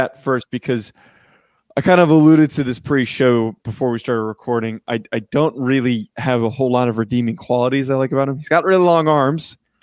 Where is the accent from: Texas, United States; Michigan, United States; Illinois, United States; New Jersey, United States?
New Jersey, United States; I was from North Jersey